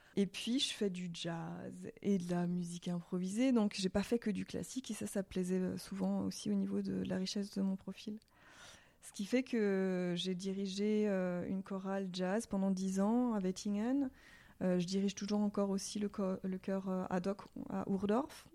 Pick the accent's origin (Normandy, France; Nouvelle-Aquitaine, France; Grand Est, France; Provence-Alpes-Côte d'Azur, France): Grand Est, France; Alsace; moved away as an adult; now in Switzerland; je viens d'Alsace, donc euh, c'était pas totalement inconnu le dialecte. Je parle euh, l'alsacien